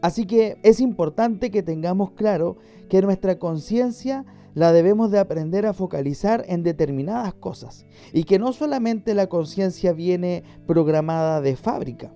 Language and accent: Spanish; Chile; mi país Chile